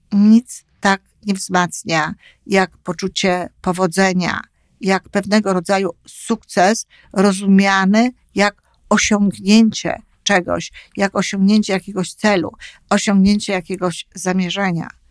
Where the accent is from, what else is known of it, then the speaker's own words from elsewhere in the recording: Poland; moved away as an adult; now in Canada; dorastałam, co ogromnie jest ważne, w Polsce i z polskimi opiekunami